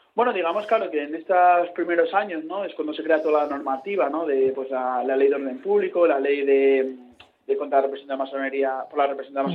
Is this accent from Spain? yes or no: yes; Avilés, Asturias, Spain; Asturias, que la tierra donde yo nací.